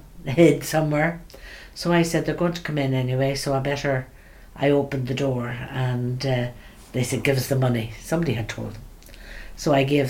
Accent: Belfast, Northern Ireland, United Kingdom; also born or lived in Sierra Leone / Nigeria; I was born in Belfast. I went to school with the Daughters of Charity from I was five

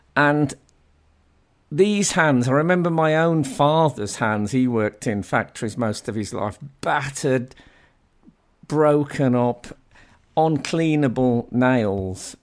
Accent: Black Country, West Midlands, United Kingdom; When I was growing up in the Black Country

